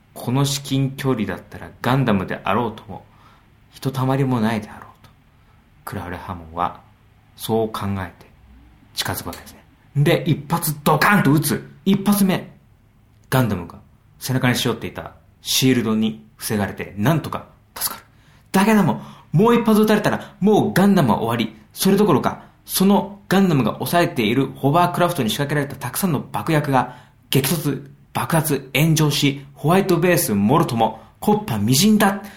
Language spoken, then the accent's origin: Japanese; Yokohama, Kanagawa, Japan; 僕の地元横浜